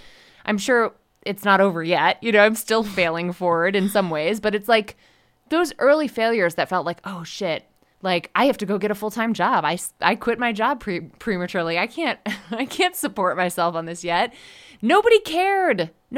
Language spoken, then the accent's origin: English; Connecticut, United States; also born or lived in Rhode Island / Washington, D.C.; now in Denver, United States; I live in Denver, Colorado. And as someone who was a longtime East Coaster, I grew up in Connecticut, right near ESPN, and went to school in Rhode Island and lived in DC for a long time.